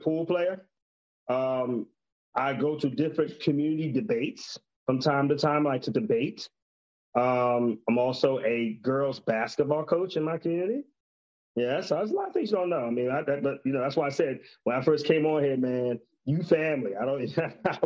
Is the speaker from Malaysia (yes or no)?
no; Compton, California, United States; also born or lived in Texas; as a young child, growing up in Compton, California